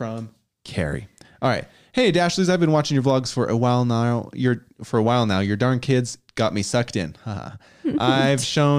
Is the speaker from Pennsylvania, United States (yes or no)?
yes; Pennsylvania, United States; moved away as an adult; now in Florida, United States; Backstory, I grew up in Pennsylvania in a huge family, 10 kids, and holidays are a family affair.